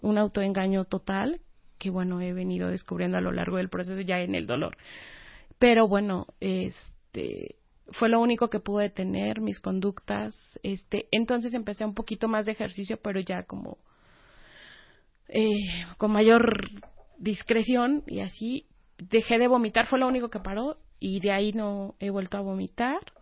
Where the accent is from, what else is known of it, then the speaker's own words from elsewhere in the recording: Oaxaca, Mexico; moved away as an adult; also born or lived in Puebla; soy de Oaxaca